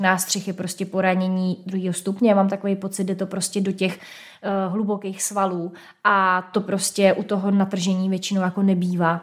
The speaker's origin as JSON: {"language": "Czech", "town": "Hradec Králové", "region": "Hradec Králové Region", "country": "Czechia", "said": "tak já jsem z Hradce"}